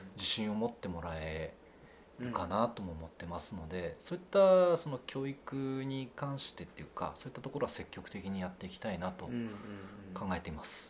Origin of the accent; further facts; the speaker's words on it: Fukui, Japan; 県外の学校行ったんですけどそこで最初にえーと、勤めたのが水族館でうんうん、でそこで最初に担当したのがクラゲだったんですね、うん、でその後、まああのいろいろありまして地元に帰ってきて